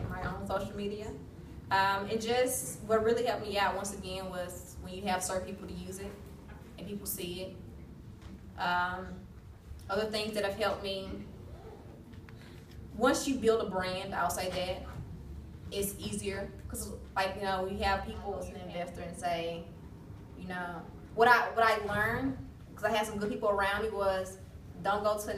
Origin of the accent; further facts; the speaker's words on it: Mississippi, United States; now in Austin, United States; I'm originally from Mississippi